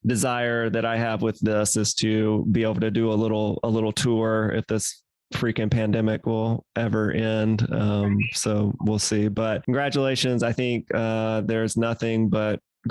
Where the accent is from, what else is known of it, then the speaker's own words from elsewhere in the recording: Mississippi, United States; moved away; I am originally from Mississippi.